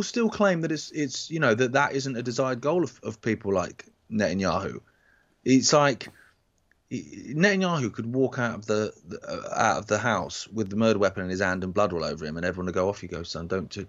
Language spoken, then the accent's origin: English; Leamington Spa, West Midlands, United Kingdom; I was born in Leamington Spa.